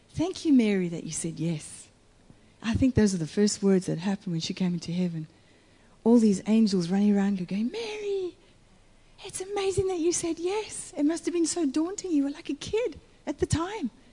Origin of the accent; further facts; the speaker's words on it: Italy; also born or lived in United States; In Italy